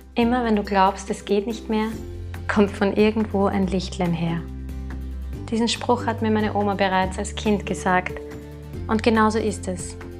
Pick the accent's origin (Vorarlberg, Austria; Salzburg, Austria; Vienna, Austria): Vienna, Austria; Ich komme aus Wien und darf in dieser traumhaften Stadt leben.